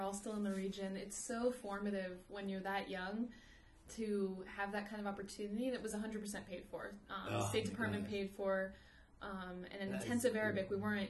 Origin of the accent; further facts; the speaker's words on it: Rockville, Maryland, United States; moved away as an adult; also born or lived in Jerusalem; now in Amman, Jordan; from Rockville, Maryland.